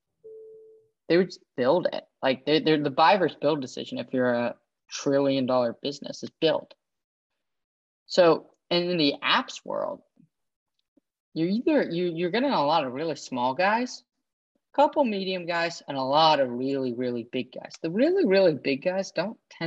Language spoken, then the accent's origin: English; San Francisco, California, United States; I grew up in San Francisco